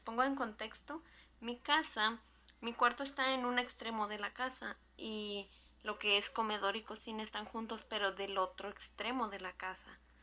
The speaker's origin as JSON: {"language": "Spanish", "region": "Jalisco", "country": "Mexico", "moved": "yes", "lives_now": "California, United States", "said": "Soy proveniente de Jalisco y vivo en California."}